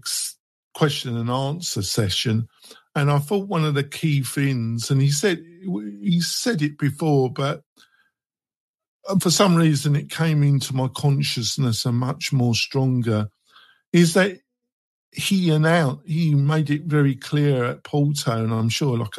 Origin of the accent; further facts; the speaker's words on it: England, United Kingdom; I'm English